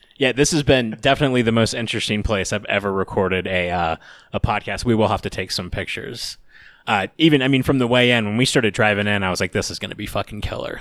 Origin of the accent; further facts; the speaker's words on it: Atlanta, Georgia, United States; moved away; also born or lived in Colorado; I'm from Atlanta